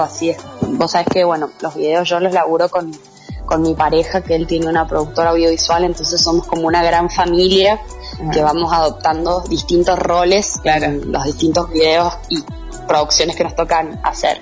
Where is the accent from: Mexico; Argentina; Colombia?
Argentina; San Juan; also born or lived in Mendoza; soy de San Juan y bueno, salí del secundario y me fui a estudiar artes dramáticas en la UNCuyo